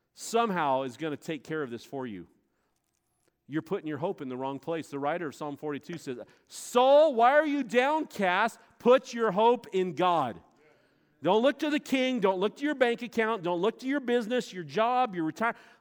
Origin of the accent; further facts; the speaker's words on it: Montana, United States; moved away; also born or lived in Florida; I was this kid from Montana. I'd never been to a beach, man. We have mountains and horses